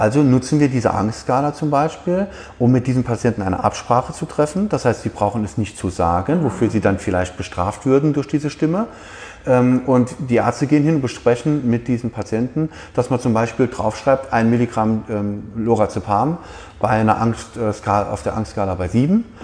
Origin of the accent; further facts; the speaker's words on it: Saarland, Germany; bei uns im Saarland, das sehr industriegeprägt ist